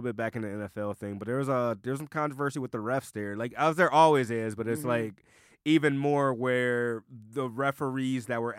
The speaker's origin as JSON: {"language": "English", "town": "Detroit", "region": "Michigan", "country": "United States", "tie": "born or raised there", "also_born_or_lived": "Canton, Michigan", "said": "I grew up in Detroit. I mean, I lived in Canton for a little bit, you know, for high school and shit like that. But I'm a born and raised Detroiter."}